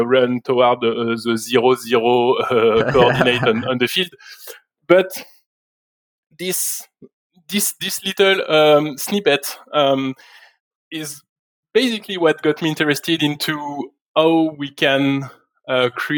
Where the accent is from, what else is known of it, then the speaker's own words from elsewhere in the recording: France; moved away as an adult; now in Montreal, Canada; I was born in France, and I worked for the vast majority of my career up until last year in France